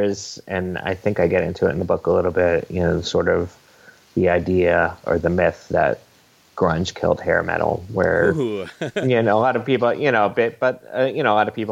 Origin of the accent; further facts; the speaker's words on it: Connecticut, United States; also born or lived in Brooklyn, New York; now in New York, United States; I'm not from Seattle. I'm from the East Coast, born in Connecticut, live in New York, Brooklyn.